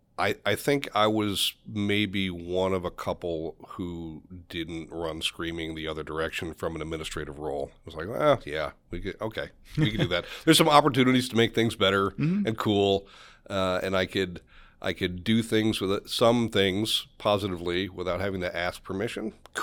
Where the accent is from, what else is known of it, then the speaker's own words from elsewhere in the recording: New York, United States; also born or lived in Philadelphia / Dallas; I grew up in Western New York, and I spent my early years outside of Buffalo, went to college in Philadelphia, and as soon as I left for college, I was in big cities for many, many years, Philadelphia, Dallas.